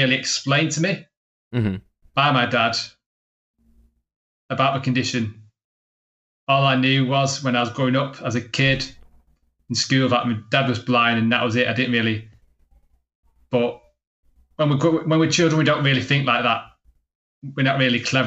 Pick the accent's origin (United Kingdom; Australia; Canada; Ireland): United Kingdom; Manchester, North West England; also born or lived in Barcelona; I'm from Manchester in England